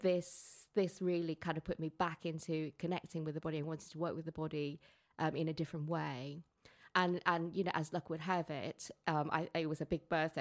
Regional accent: Hong Kong; moved away; growing up in Hong Kong and having Chinese parents

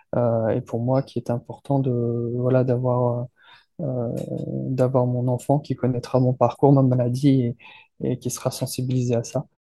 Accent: France; je suis français

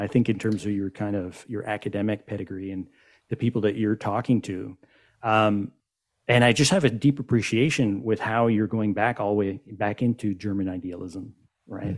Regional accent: Montreal, Quebec, Canada; I am from Montreal

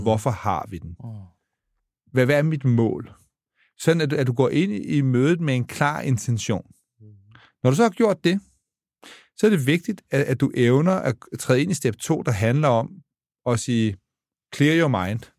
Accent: Denmark; jeg er dansker

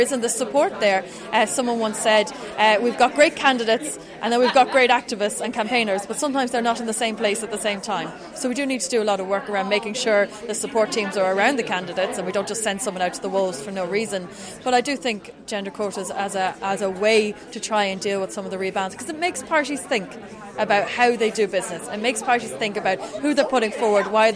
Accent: Drogheda, Leinster, Ireland; I'm from Drogheda, County Meath

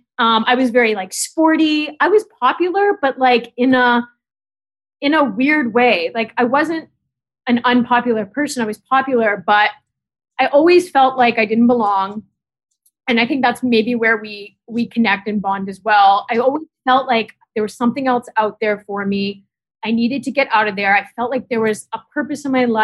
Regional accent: Canada; now in New York, United States; I grew up in Canada

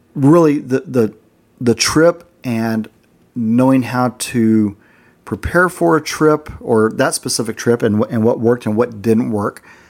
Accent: United States; being American there, we were actually in the minority.

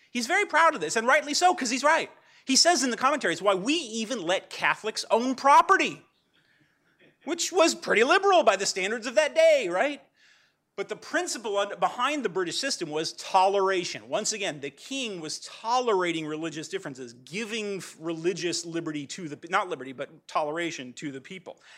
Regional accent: Pasadena, California, United States; I'm from Pasadena

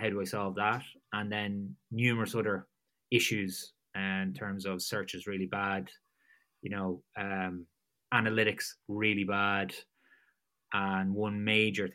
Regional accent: Drogheda, Ireland; moved away as an adult; also born or lived in Gloucester / Dublin; my hometown of Drogheda in Ireland. That's on the east coast of Ireland

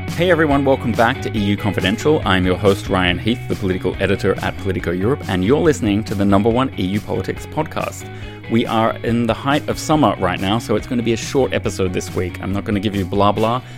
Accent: Australia; moved away as an adult; I being an Australian

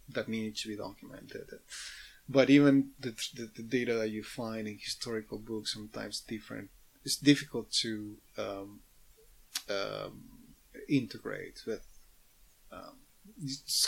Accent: Mendoza, Argentina; now in Canada; back in Mendoza, where I grew up

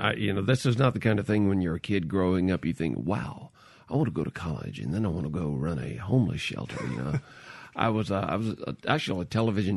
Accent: Mississippi, United States; well, I'm from Mississippi. I really don't want to leave.

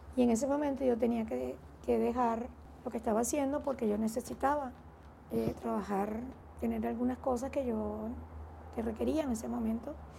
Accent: Venezuela; also born or lived in Mérida, Venezuela

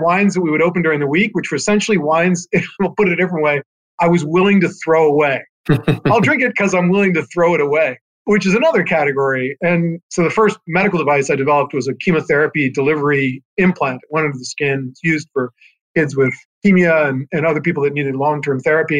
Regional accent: California, United States; I was from California.

